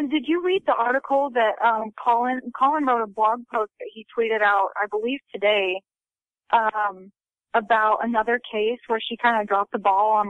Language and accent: English; Southern Utah, United States; I'm from Utah. I'm from Southern Utah.